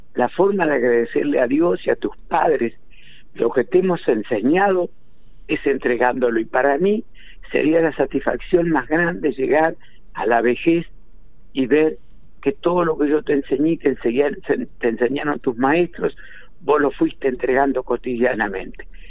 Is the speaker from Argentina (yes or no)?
yes; Larroque, Entre Ríos, Argentina; yo nací en la Roque, pero a los tres días mi mamá y mi papá me llevaron este al campo donde iba a vivir yo mis primeros 15 años